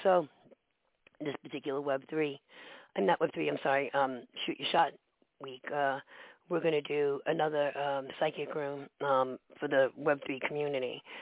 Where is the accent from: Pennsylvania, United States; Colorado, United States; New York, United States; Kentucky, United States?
New York, United States; New York City; I grew up in the Bronx